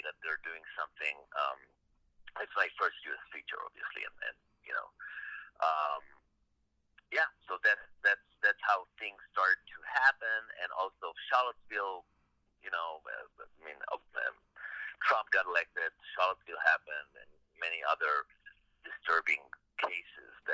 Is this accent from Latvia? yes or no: no; Israel; I grew up in Israel in a state of war.